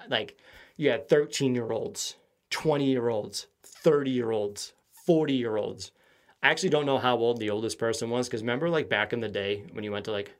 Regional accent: Quincy, Massachusetts, United States; I feel like the city I grew up in Quincy has a different type of humor.

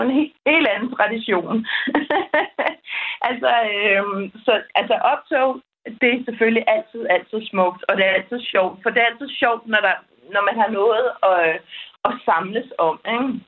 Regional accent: Denmark; moved away as an adult; now in Spain; derhjemme i Danmark

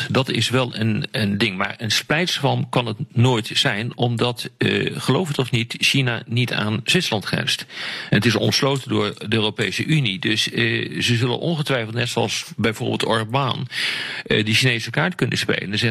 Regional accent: Netherlands; als Nederlander

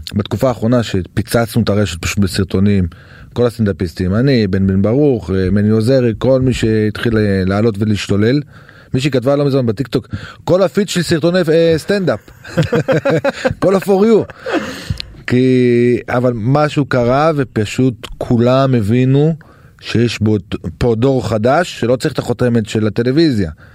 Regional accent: Safed, Northern District, Israel; אני מזרחי מצפת

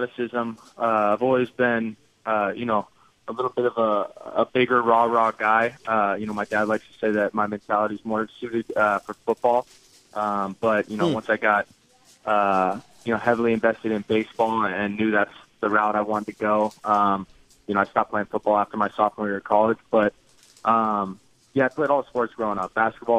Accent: California, United States; I grew up in California.

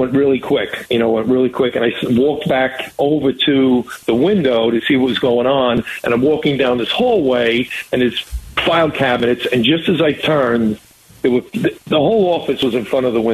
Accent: New York, United States; being an American, of being a New Yorker

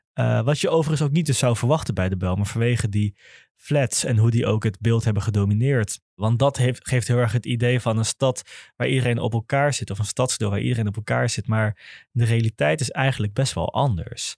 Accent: Amsterdam, North Holland, Netherlands; ik kom wel uit de Bijl, ik heb op school gezeten in Oud-Zuid

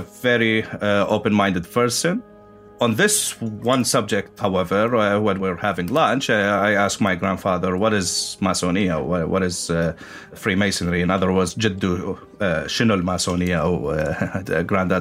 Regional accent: Baghdad, Baghdad Governorate, Iraq; moved away as an adult; I was born and raised in Baghdad in Iraq

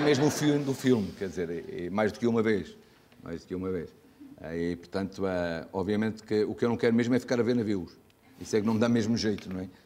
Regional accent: Portugal; somos portugueses

